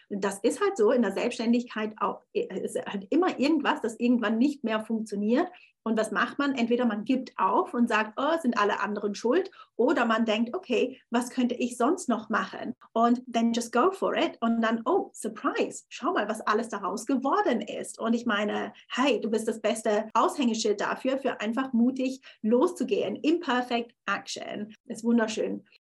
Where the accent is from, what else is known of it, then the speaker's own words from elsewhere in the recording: Thurgau, Switzerland; moved away as an adult; also born or lived in Zürich; now in London, United Kingdom; also ich war sieben Jahre, weil ich, lebte ich in Zürich. Ich bin ursprünglich aus dem Thurgau und habe mich dann entschieden, nach London zu gehen.